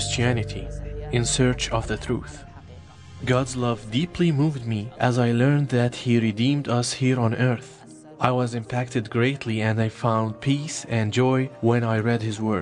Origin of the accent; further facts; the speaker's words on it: Taiz, Taiz Governorate, Yemen; now in Lebanon; I was born in Taaz, Yemen. Now I live in Lebanon